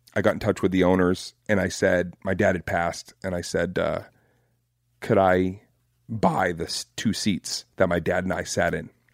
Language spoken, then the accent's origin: English; Boston, Massachusetts, United States; I'm from Boston and I grew up basically doing my homework at Fenway Park